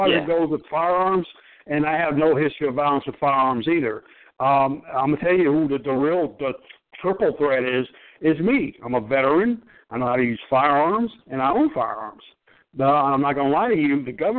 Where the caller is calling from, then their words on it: Michigan, United States; I'm a TI. I'm calling from Michigan.